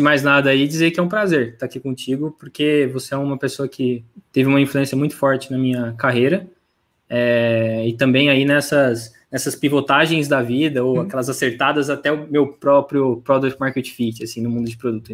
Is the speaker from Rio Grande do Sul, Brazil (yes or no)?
no; Franca, São Paulo, Brazil; moved away as an adult; now in São Paulo, Brazil; nasci em São Paulo, mas molequinho vim para Franca, interior de São Paulo. É, fiquei aqui até meus 18 anos